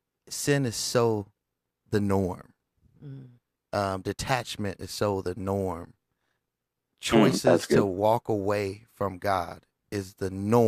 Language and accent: English; California, United States; now in Las Vegas, United States; I'm from California